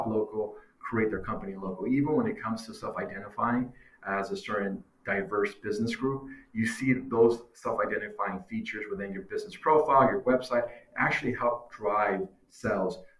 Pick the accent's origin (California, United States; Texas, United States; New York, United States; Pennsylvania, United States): California, United States; Long Beach; I'm from Long Beach, California